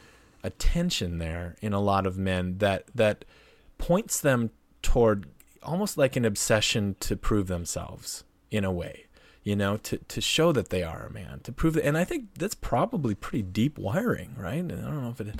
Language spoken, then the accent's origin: English; North Dakota, United States; my home state, North Dakota